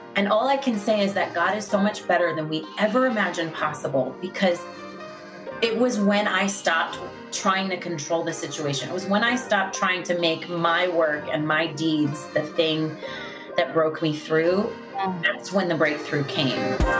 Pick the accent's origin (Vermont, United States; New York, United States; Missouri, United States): New York, United States; Long Island; I grew up in Long Island